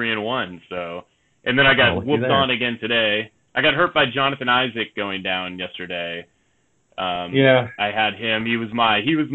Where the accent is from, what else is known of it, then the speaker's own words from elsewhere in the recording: Bay Area, California, United States; I grew up in the Bay Area, up in that area